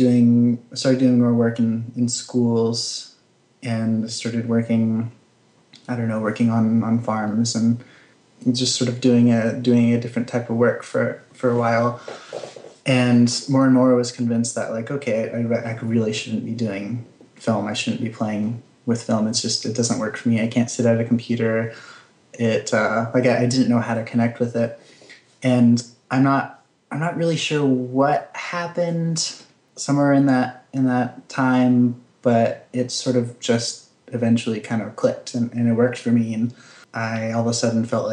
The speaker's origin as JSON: {"language": "English", "town": "Kayenta", "region": "Arizona", "country": "United States", "tie": "born or raised there", "also_born_or_lived": "Santa Fe, New Mexico", "moved": "as an adult", "lives_now": "Brooklyn, United States", "said": "I grew up in Arizona on the Navajo Nation in Kayenta, Arizona. And I lived there until I graduated"}